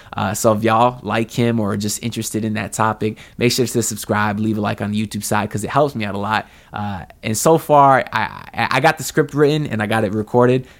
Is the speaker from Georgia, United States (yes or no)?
no; Miami, Florida, United States; now in Fort Myers, United States; I grew up in Broward in Miami